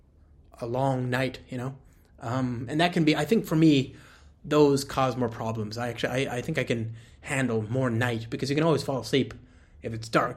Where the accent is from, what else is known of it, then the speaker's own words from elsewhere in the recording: United States; I, as an American